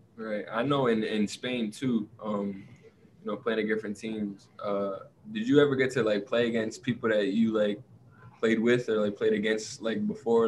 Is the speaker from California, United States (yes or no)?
no; Providence, Rhode Island, United States; born and raised in Providence